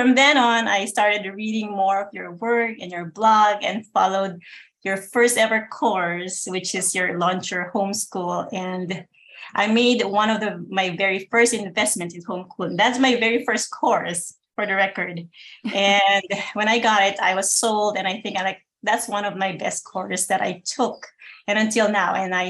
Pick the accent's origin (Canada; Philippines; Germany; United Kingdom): Philippines; moved away as an adult; now in Connecticut, United States; I live in Connecticut right now, but I came from the Philippines before I got married.